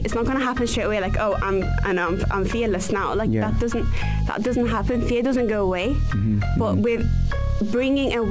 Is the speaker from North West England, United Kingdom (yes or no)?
yes; Liverpool, North West England, United Kingdom; moved away as an adult; also born or lived in Egypt / Manchester / Los Angeles; now in Dubai, United Arab Emirates; I was born in Egypt, moved to Liverpool when I was 5 months old, five months baby. So then I lived in Liverpool my whole life